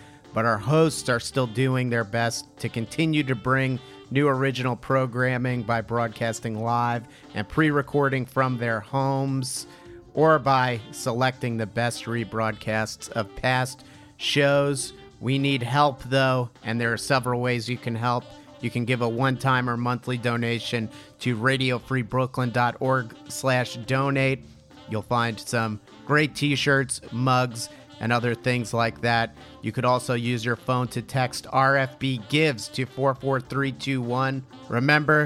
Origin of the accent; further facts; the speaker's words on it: Jersey City, New Jersey, United States; here in my hometown of Jersey City, New Jersey